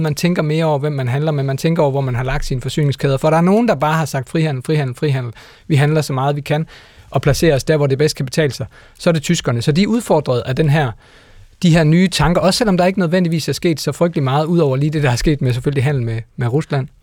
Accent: Denmark; vi som danskere

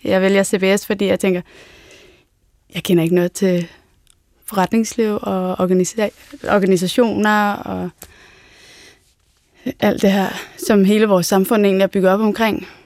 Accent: Hedehusene, Capital Region of Denmark, Denmark; Altså, jeg er jo bare fra Hedehusene, eller sådan, der er ikke noget fancy over noget som helst.

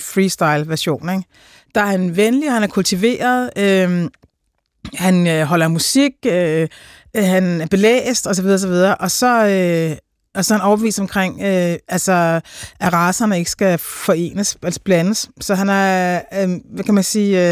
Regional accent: Denmark; jeg, som dansker

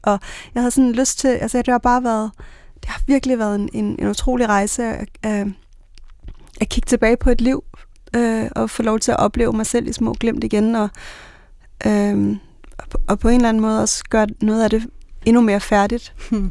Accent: Bornholm, Capital Region of Denmark, Denmark; moved away; kommet fra Bornholm med klipperne

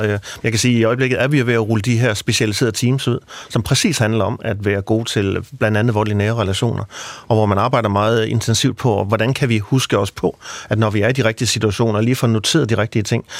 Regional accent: Central Jutland, Central Denmark Region, Denmark; i Midtjylland, hvor jeg kommer fra

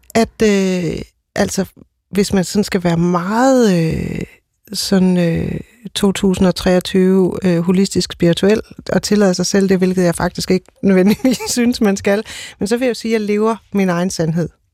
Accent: Odense, Southern Denmark, Denmark; Jeg kommer totalt fra Odense

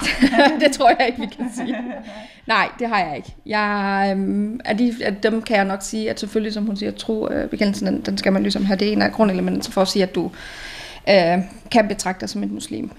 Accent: Central Jutland, Central Denmark Region, Denmark; moved away as an adult; now in Copenhagen, Denmark; født og opvokset i Midtjylland, og flyttet her til, mm, skal jeg lige tænke mig om, snart ti år siden. Og har boet her i København sidenhen.

